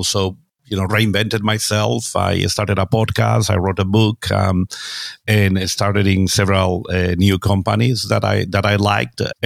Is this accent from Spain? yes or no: yes; Spain; moved away as an adult; also born or lived in United States; now in London, United Kingdom; I'm originally from Spain, although I also have an American passport later in life. I live there. I now live in London